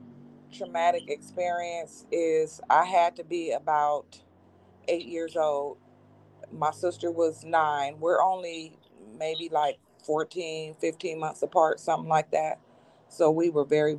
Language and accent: English; Monrovia, California, United States; I am from California, born and raised in a city called Monrovia, California